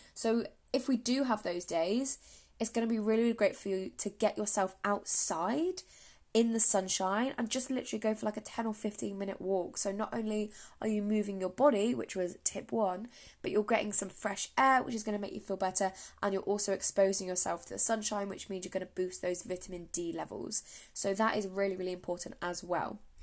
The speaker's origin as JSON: {"language": "English", "region": "England", "country": "United Kingdom", "said": "I am from England, if you cannot tell by my accent"}